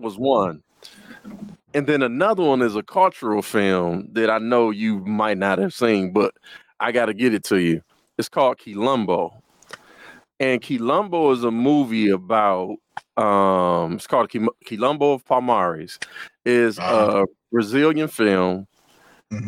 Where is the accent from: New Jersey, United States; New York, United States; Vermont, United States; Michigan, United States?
Michigan, United States; Detroit; I hail in Detroit, Michigan